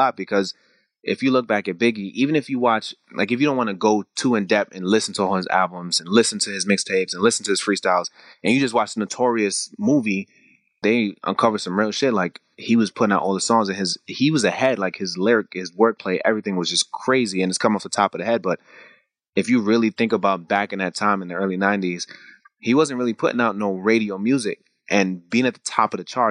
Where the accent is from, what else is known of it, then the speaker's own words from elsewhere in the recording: New York City, New York, United States; I was born and raised in Brooklyn